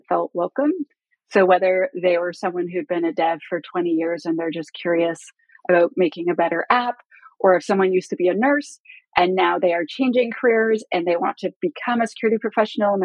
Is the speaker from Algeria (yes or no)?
no; Canada; I'm Canadian